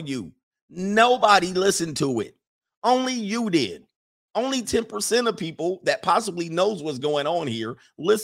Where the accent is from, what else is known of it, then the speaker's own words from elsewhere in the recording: California, United States; I grew up in California